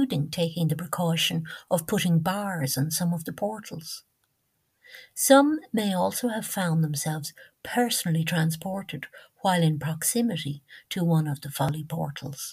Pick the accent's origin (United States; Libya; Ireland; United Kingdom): Ireland; as we Irish say